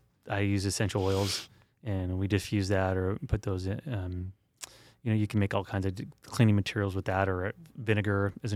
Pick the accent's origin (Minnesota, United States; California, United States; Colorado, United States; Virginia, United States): California, United States; San Diego; I grew up in San Diego, and there's nothing better than walking through salt water